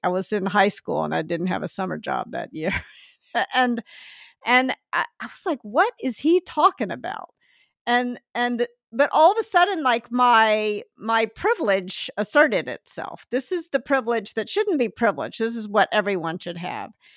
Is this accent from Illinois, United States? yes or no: no; Memphis, Tennessee, United States; moved away; also born or lived in Northeast US / California; I grew up in Memphis, and I sort of imagined when I moved to the Northeast